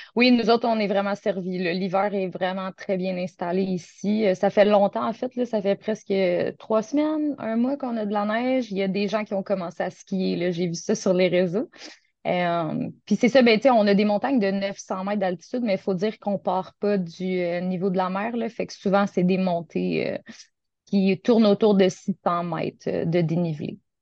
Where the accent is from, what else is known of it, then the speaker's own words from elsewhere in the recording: Gatineau, Quebec, Canada; moved away as an adult; now in Sainte-Catherine-de-la-Jacques-Cartier, Canada; je viens originellement de Gatineau, qui est tout près de la capitale du Canada, Ottawa.